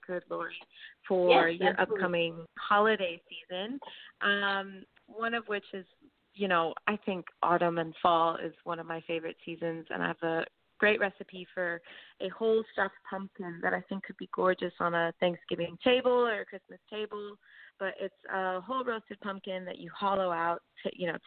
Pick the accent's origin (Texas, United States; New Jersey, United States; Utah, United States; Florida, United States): Florida, United States; Miami; moved away as an adult; also born or lived in California; now in Australia; I'm from the U.S. Yeah, I was born in Miami, Florida